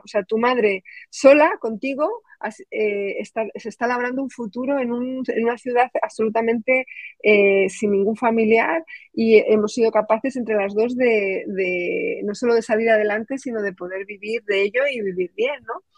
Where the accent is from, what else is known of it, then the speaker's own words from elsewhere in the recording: Saldaña, Castile and León, Spain; moved away as an adult; also born or lived in Valladolid; soy de un pueblecito de 2.800 habitantes que se llama Saldaña, que eso es un bombón dentro de la provincia de Palencia.